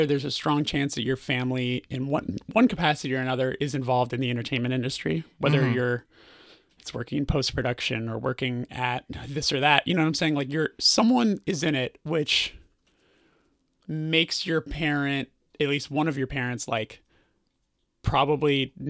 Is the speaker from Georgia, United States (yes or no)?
no; Burbank, California, United States; Burbank, California.